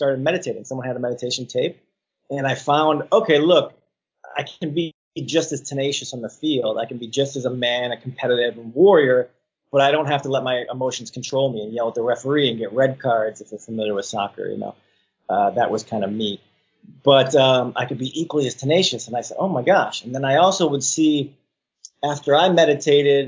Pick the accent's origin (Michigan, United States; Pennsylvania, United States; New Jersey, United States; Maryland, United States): Michigan, United States; West Bloomfield; moved away; also born or lived in Birmingham, Michigan / Royal Oak, Michigan / Ferndale, Michigan; I grew up in West Bloomfield, Birmingham, and I lived in Royal Oak, Ferndale, before I came out here.